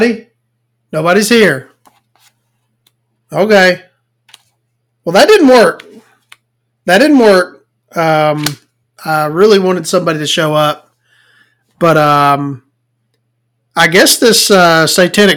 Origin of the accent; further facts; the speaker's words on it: the South, United States; I'm from the South. I can't pronounce things.